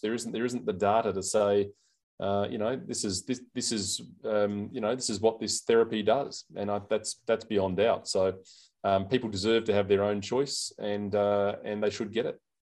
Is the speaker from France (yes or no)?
no; South Australia, Australia; here in, in South Australia, in my home state